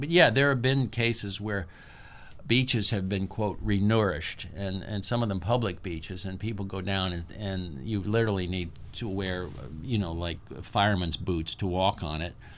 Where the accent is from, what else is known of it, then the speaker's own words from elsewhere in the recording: the South, United States; I'm from the South